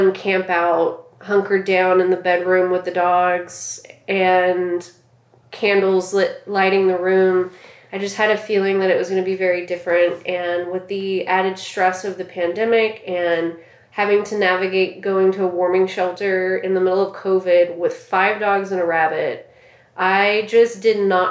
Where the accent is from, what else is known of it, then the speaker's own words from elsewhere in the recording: Southwest Louisiana, United States; Growing up in Southwest Louisiana, just 30 minutes from the coast